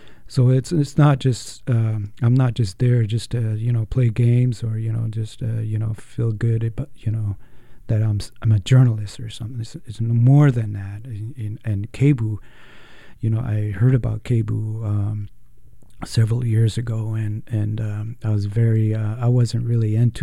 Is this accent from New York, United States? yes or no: no; Shiprock, New Mexico, United States; moved away; back in New Mexico, where I grew up in Shiprock, New Mexico